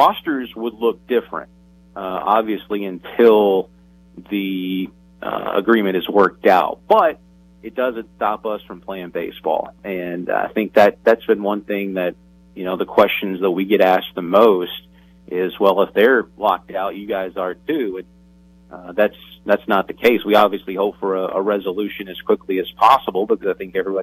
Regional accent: Tennessee, United States; growing up in the South and in Tennessee

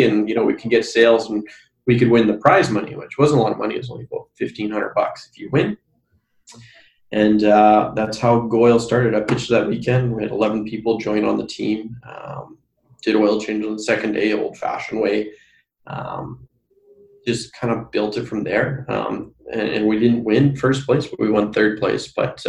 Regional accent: Brandon, Manitoba, Canada; I've already got to about four companies in my hometown of Brandon

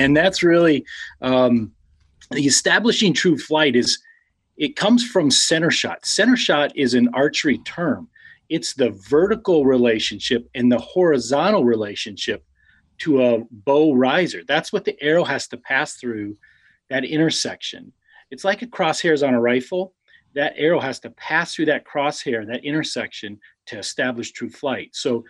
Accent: Colorado, United States; Well, and from Colorado, my dad was in a construction business there

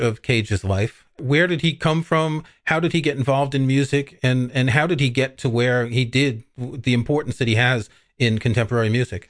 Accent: New York, United States; also born or lived in Paris; I grew up in New York, as you can tell from my accent.

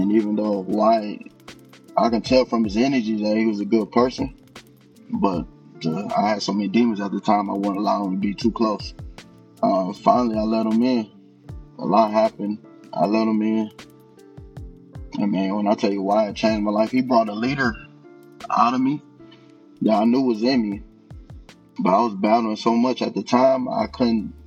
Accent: Detroit, Michigan, United States; now in Buckeye, United States; I grew up in Detroit, Michigan, and I currently live in Buckeye, Arizona

